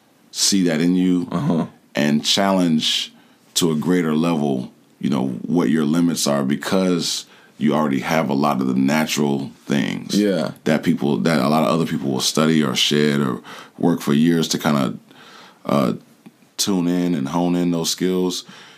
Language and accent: English; Jacksonville, Florida, United States; also born or lived in Cleveland; now in Atlanta, United States; I came from Jacksonville, Florida. Jacksonville, Florida. Yeah, Duval County, as they say.